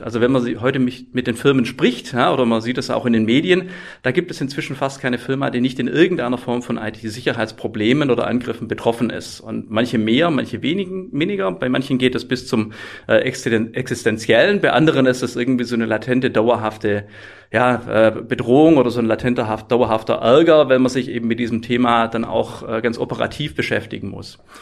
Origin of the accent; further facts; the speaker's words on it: Swabia, Germany; ich komme aus dem Schwabenländle